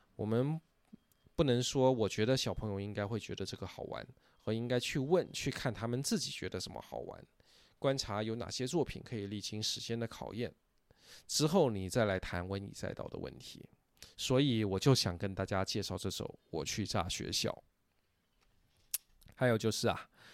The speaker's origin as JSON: {"language": "Chinese", "country": "Taiwan", "also_born_or_lived": "mainland China", "moved": "yes", "said": "我身为台湾人，我小时候没有听过这首歌啊，是许大陆以后才接触到"}